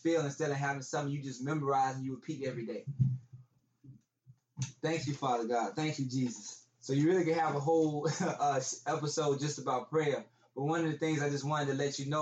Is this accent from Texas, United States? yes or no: yes; Texas, United States; I'm from Texas